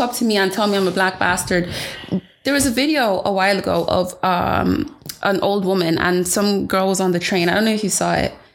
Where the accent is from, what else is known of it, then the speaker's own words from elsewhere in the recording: Ireland; I would just say Ireland.